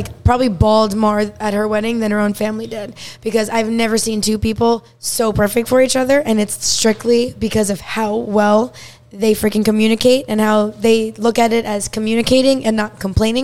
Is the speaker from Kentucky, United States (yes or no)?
no; New York, United States; now in South Florida, United States; I'm from New York